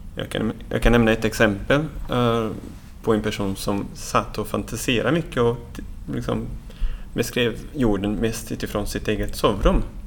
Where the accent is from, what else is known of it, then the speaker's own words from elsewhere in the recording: Brazil; now in Sweden; jag är själv från Brasilien så att jag är uppvuxen i det här fantastiska regnskogen som finns på Atlantkusten